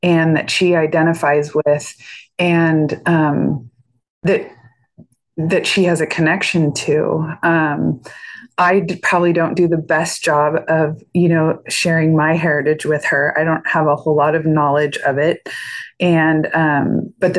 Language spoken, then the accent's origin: English; Northern California, United States; I was born and raised in Northern California